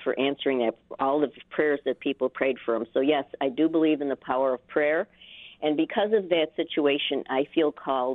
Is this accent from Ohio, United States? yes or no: no; New York, United States; we're from New York